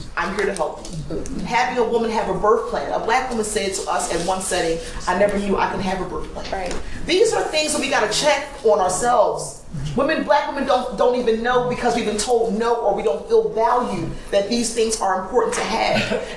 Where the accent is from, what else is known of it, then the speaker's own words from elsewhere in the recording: Camden, New Jersey, United States; I'm from Camden, New Jersey, and in my city, there were only two women who were doulas